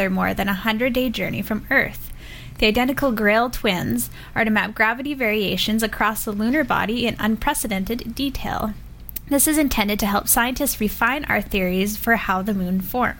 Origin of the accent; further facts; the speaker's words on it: Saskatchewan, Canada; I'm Saskatchewanian.